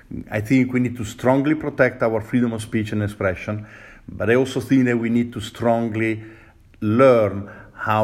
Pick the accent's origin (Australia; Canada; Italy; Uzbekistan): Italy; English is a second language; now in United States; I'm Italian. My mom comes from Northern Italy. My father comes from Southern Italy